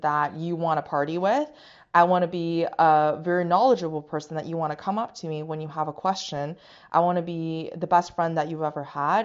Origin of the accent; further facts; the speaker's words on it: China; English is a second language; now in Canada; I was born and raised in China